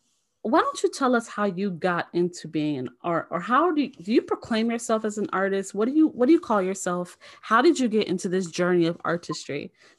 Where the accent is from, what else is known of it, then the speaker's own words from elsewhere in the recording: Chicago, Illinois, United States; I am from the United States. I'm from Chicago, Illinois, the Windy City, the one city that stinks really bad. But still a very beautiful city. I love my city.